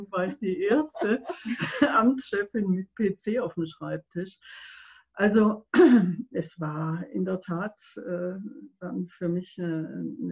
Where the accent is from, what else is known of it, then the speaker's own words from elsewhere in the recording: Stuttgart, Baden-Württemberg, Germany; now in Lenningen, Germany; mein Vater war Sachse, meine Mutter äh, Preußin, aber ich bin nicht reingeschmeckt, sondern bin eine echte Stuttgarterin, wenn auch nicht von mehreren Generationen schon Schwäbin